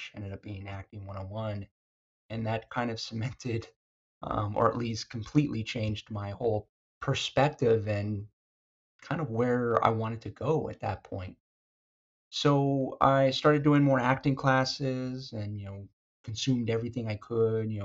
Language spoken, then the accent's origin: English; Arizona, United States; moved away as an adult; now in California, United States; I was born and raised in Arizona.